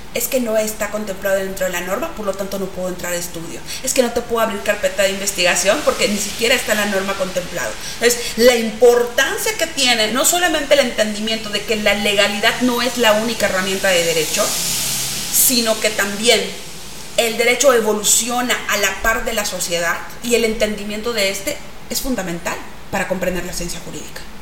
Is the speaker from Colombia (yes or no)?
no; Mexico; ese patrimonio que tenemos dentro de nuestro haber como mexicanos